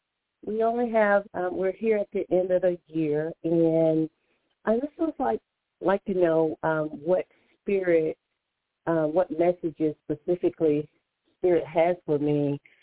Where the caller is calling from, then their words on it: Alabama, United States; I'm calling from Alabama.